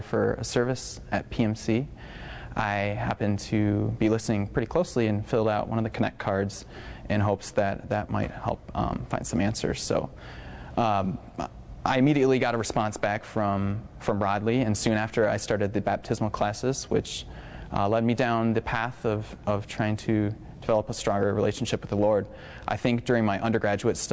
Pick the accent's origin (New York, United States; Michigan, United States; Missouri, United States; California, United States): Michigan, United States; Central; moved away as an adult; I grew up in Central Michigan